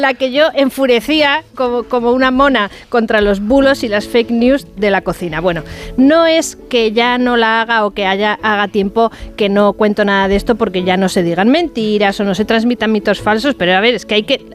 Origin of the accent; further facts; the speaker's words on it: Bilbao, Basque Country, Spain; moved away; also born or lived in León; Yo que soy de Bilbao